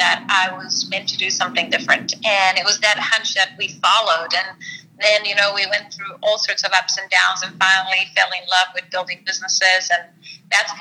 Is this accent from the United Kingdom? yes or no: no; Slovenia; moved away as an adult; now in Australia; I'm from Slovenia and I came to Australia 14 years ago